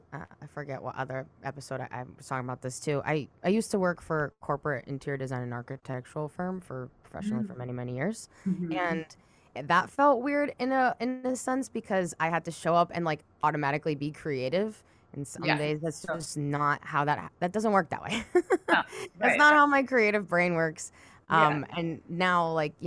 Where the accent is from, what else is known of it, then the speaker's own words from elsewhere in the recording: Watertown, Massachusetts, United States; moved away as an adult; also born or lived in Boston; now in New York, United States; That's where I'm from.